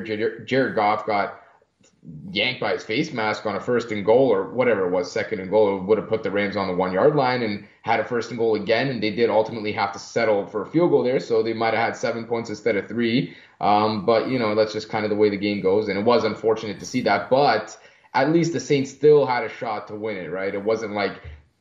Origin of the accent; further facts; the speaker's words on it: Hamilton, Ontario, Canada; also born or lived in Germany / Croatia (ancestry); I'm Croatian by nationality. I was born in Germany. I lived there for 6 years. Now, currently, and ever since then, since I came here, I've been in Hamilton, Ontario, in Canada